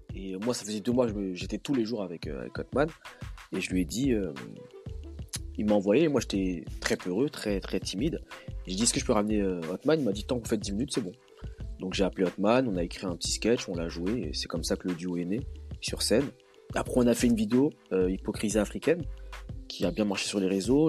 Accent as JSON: {"language": "French", "country": "DR Congo", "said": "en tant que Congolais"}